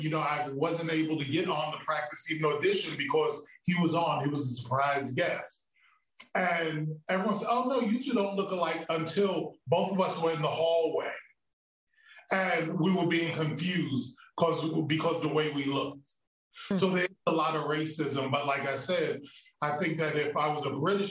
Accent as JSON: {"language": "English", "town": "New York City", "region": "New York", "country": "United States", "moved": "as an adult", "lives_now": "Los Angeles, United States", "said": "I'm from Brooklyn. I speak a specific way, and I'm judged on that."}